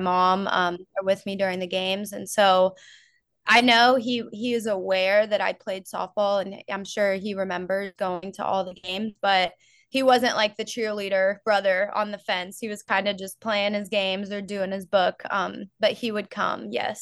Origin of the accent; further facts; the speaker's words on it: Florida, United States; now in North Georgia, United States; I grew up in Florida